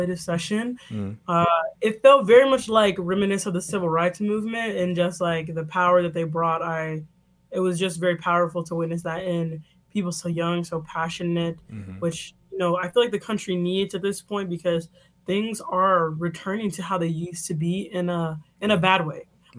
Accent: Chicago, Illinois, United States; in Chicago, a tidbit about my hometown

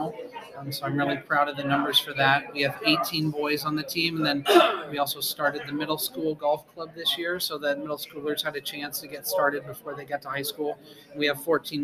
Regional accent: Pella, Iowa, United States; Boss Landon and Pella is my home course, and I've loved that course my whole life. And so I'm from Pella

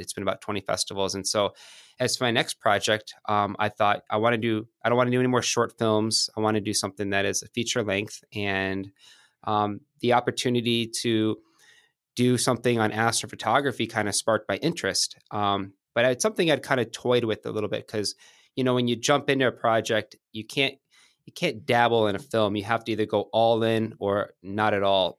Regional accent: Michigan, United States; moved away as an adult; also born or lived in Santa Monica, California / San Diego, California; now in Manhattan, New York, United States; Moved to Michigan. My mom's side of the family's from outside Detroit. And, um, grew up there

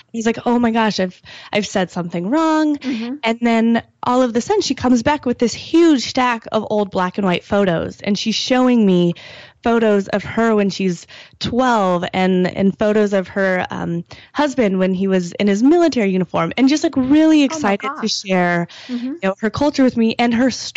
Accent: Wyoming, United States; moved away; also born or lived in Michigan; I'm from Wyoming

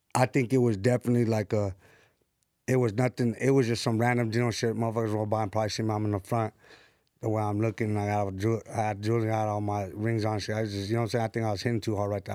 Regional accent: San Bernardino, California, United States; now in Los Angeles, United States; I'm from San Bernardino, from the west side of Deno

